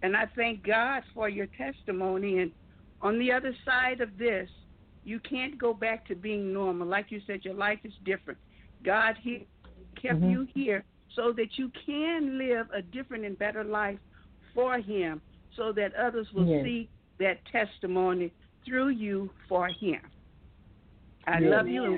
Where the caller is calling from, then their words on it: Flint, Michigan, United States; I'm calling from Flint, Michigan.